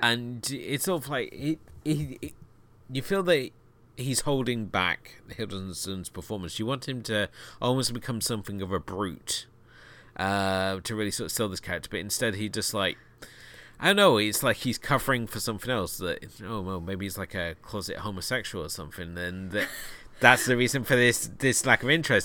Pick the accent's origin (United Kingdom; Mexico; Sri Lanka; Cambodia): United Kingdom; I'm being a Brit